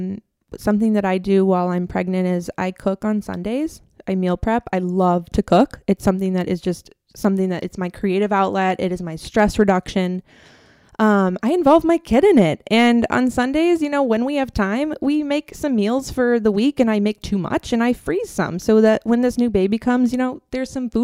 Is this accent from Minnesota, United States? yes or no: yes; Minnesota, United States; moved away; I'm actually from Minnesota.